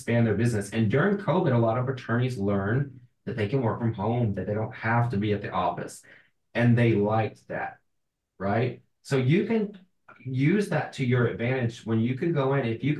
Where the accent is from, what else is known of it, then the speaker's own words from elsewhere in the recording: LaGrange, Georgia, United States; I'm from LaGrange, Georgia